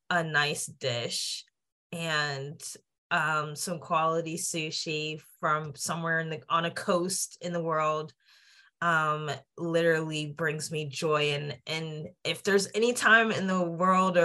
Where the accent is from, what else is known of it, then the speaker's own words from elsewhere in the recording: Johnstown, Pennsylvania, United States; I'm from Johnstown, Pennsylvania, small rural town, you know, steel town, and like in the middle of PA between Philly and Pittsburgh. And, you know, I had a great childhood